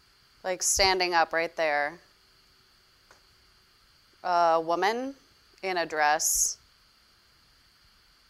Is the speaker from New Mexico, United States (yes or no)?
yes; New Mexico, United States; I grew up in New Mexico.